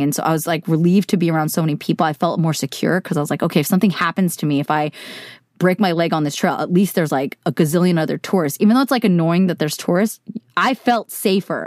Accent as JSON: {"language": "English", "area": "Silicon Valley", "region": "California", "country": "United States", "tie": "born or raised there", "said": "I grew up in California, in Silicon Valley"}